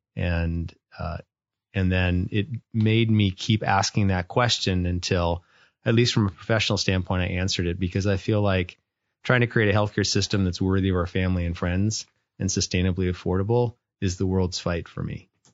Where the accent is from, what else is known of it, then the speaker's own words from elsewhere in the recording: North Dakota, United States; moved away; I grew up was born and raised in North Dakota